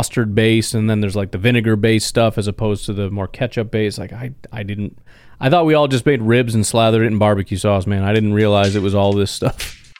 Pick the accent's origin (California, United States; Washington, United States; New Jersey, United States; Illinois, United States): Illinois, United States; growing up in Illinois, which I think is the same as Wisconsin generally